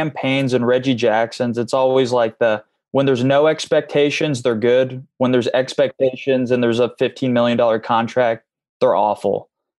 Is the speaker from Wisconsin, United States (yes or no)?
no; Indianapolis, Indiana, United States; I'm from Indy